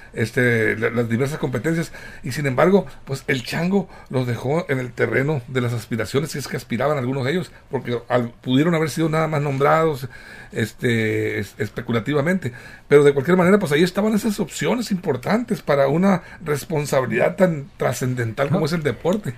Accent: Guamúchil, Sinaloa, Mexico; toda mi tierra de Guamuchil

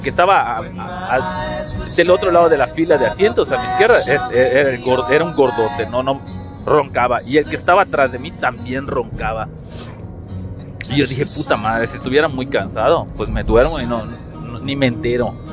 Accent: Yucatán, Mexico; Como la mayoría somos de Yucatán

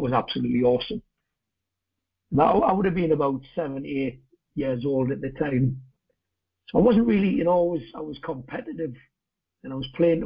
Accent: Newcastle upon Tyne, North East England, United Kingdom; St James's Park, home of Newcastle United, that's my hometown team

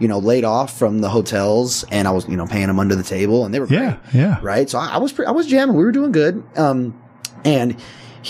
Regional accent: Las Vegas, Nevada, United States; I grew up on Tropicana and Mountain Vista

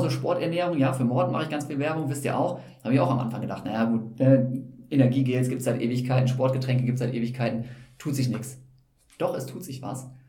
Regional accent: Osnabrück, Lower Saxony, Germany; ich bin ja in Osnabrück aufgewachsen und habe da meine ersten Laufschritte gemacht

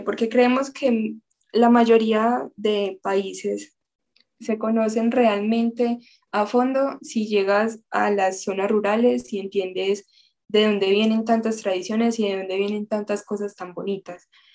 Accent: Colombia; nuestra tradición, nuestra intención de ayuda eh, como colombianos

